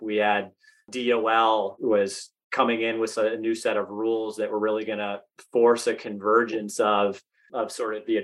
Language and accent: English; Massachusetts, United States; moved away as an adult; also born or lived in North Carolina; I'm from Massachusetts originally, so really familiar with Fidelity, really wanted the chance to get back to the Northeast